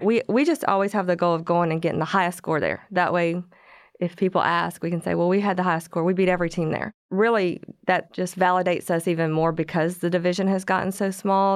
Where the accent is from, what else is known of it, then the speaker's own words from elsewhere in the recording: Corsicana, Texas, United States; moved away as an adult; I grew up in Corsicana